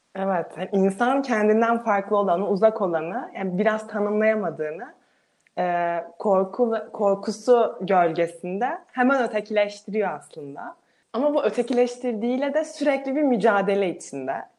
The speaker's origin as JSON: {"language": "Turkish", "country": "Turkey", "said": "biz de Türkiye olarak daha çok kendimize bakarsak da biz ve bizim çevremizdekiler olarak ne doğu ne batı kültüründe büyümüş insanlarız"}